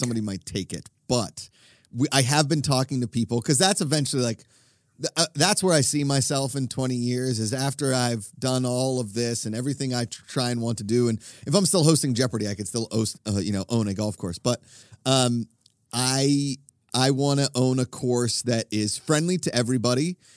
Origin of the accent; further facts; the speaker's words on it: Pennsylvania, United States; I'm from Pennsylvania